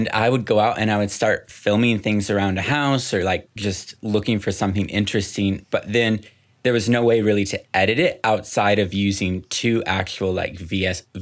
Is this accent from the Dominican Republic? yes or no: yes; Dominican Republic; also born or lived in Guatemala; So I was born in Guatemala, um, was there until I was three years old. Then they moved to the Dominican Republic, which is where I spent the majority of my you know childhood.